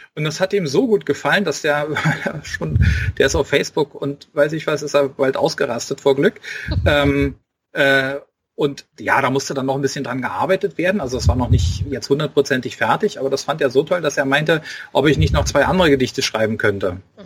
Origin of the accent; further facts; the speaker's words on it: Berlin, Germany; accent: Berlin dialect; ich habe selber einen Dialekt und manchmal verfalle ich halt da rein, äh, darin, dass ich irgendwie ja ein bisschen rumberliner